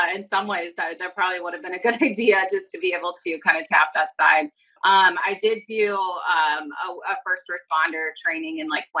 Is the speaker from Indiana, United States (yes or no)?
yes; Lafayette, Indiana, United States; moved away as an adult; now in Chicago, United States; I was born in Lafayette, Indiana. So just about 2 hours south of here.